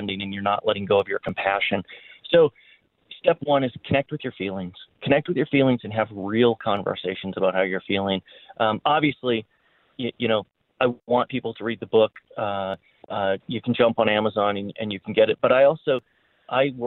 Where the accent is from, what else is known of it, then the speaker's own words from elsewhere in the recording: Canada; also born or lived in Winnipeg; now in Colorado, United States; I was born in Canada